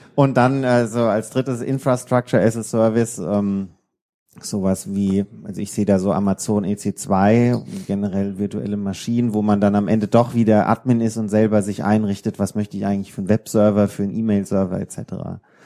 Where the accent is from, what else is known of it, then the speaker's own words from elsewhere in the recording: Odenwald, Hesse, Germany; now in Darmstadt, Germany; aus dem Odenwald, da wo meine, meine Heimat ist